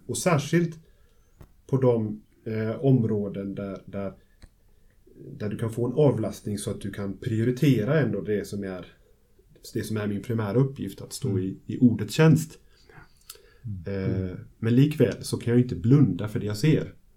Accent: Gothenburg, Västra Götaland, Sweden; Jag kommer från Göteborg och Immanuelförsamlingen, församlingsfakulteten där jag arbetar

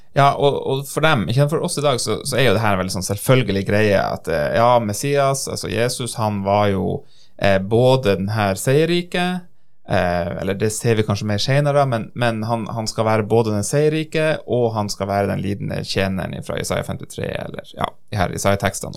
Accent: Norway

